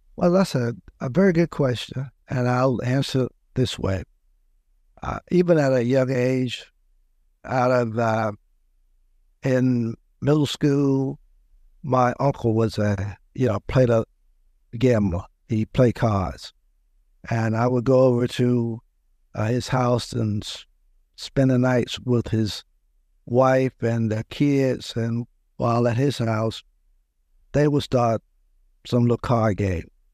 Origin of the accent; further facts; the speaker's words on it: Louisburg, North Carolina, United States; I grew up in a small town outside of Raleigh, about thirty miles, Lewisburg, North Carolina